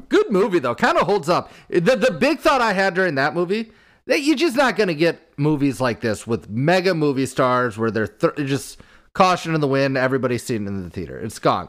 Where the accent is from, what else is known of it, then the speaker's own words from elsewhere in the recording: Iowa, United States; growing up in Iowa